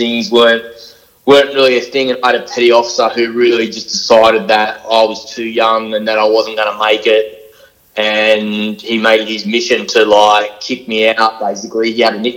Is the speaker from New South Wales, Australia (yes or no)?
yes; Sydney, New South Wales, Australia; I grew up in Western Sydney, so like Blacktown, Mount Druitt, Tregear kind of floated around in state housing